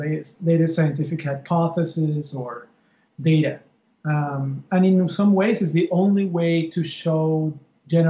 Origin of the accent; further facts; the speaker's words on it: Venezuela; now in Miami, United States; I am from Venezuela, but I live in Miami, Florida.